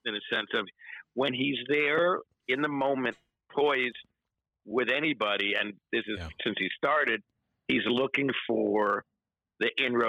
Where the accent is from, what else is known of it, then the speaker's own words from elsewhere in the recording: New York, United States; and I was a New Yorker, and I am a New Yorker.